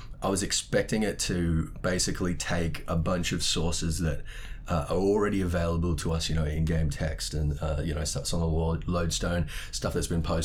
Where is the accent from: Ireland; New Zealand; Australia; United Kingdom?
Australia; Sydney, New South Wales; my hometown in Sydney